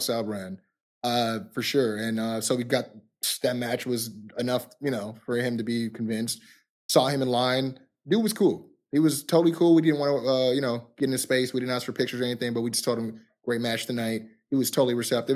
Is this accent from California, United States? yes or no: yes; California, United States; we're from California.